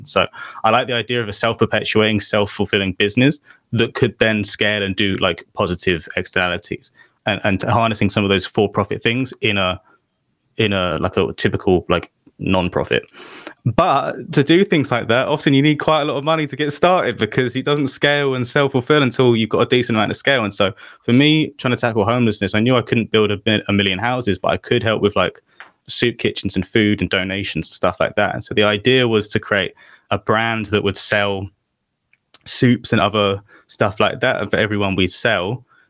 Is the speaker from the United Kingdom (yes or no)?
yes; London, United Kingdom; I'm from London